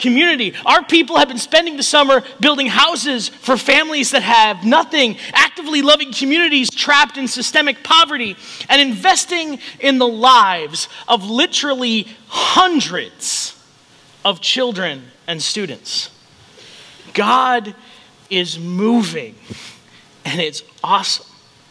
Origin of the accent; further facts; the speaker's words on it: Chicago, Illinois, United States; also born or lived in Rochester, Minnesota; now in Council Bluffs, United States; I grew up in Chicago